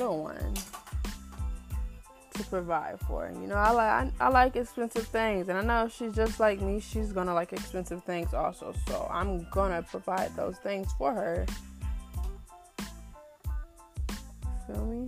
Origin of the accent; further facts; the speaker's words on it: Canton, Ohio, United States; born and raised in Canton, Ohio